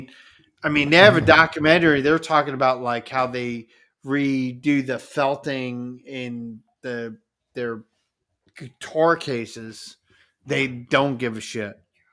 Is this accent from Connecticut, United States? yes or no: yes; New Haven, Connecticut, United States; I'm from New Haven.